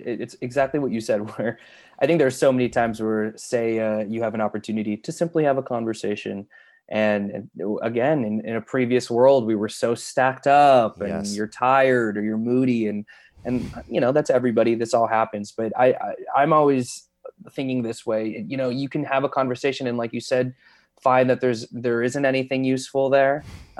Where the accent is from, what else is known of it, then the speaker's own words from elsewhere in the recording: Chicago, Illinois, United States; I grew up in Chicago, and so I had a lot of friends who, as kids, were going out for commercials and such.